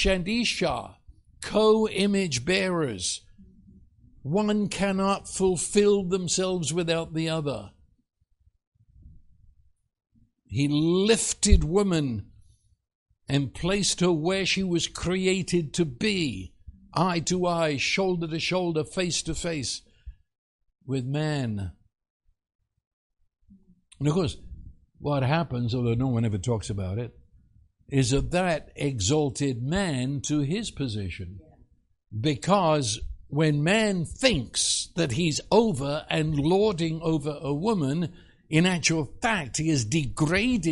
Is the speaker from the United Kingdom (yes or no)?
yes; United Kingdom; as a Brit